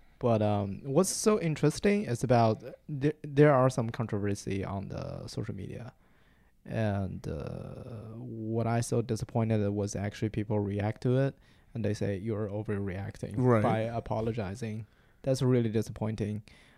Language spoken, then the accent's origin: English; Hefei, Anhui, China; English is a second language; Hefei is kind of like 6 hours drive away from Shanghai.